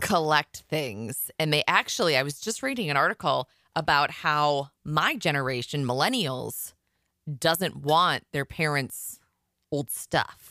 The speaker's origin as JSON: {"language": "English", "region": "Iowa", "country": "United States", "said": "I'm from Iowa"}